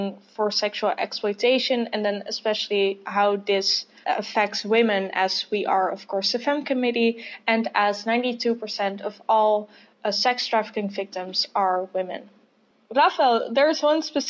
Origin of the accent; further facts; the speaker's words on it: Netherlands; I'm from the Netherlands, I study sociology in Amsterdam